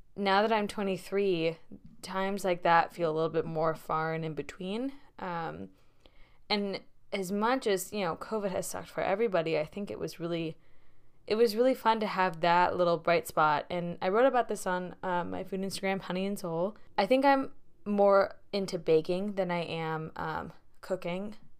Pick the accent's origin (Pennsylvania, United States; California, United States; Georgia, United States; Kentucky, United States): California, United States; Bay Area; moved away as an adult; now in Boston, United States; as someone who has grown up in the Bay Area for most of her life